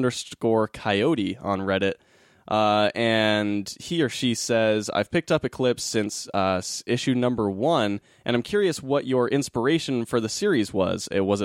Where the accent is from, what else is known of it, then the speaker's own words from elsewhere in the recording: Utah, United States; also born or lived in Hollywood, Los Angeles; now in Silver Lake, Los Angeles, United States; I'm from Utah originally, but I lived in Hollywood before Silver Lake.